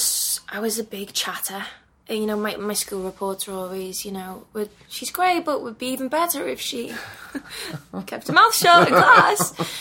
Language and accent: English; Liverpool, North West England, United Kingdom; I loved growing up in Liverpool.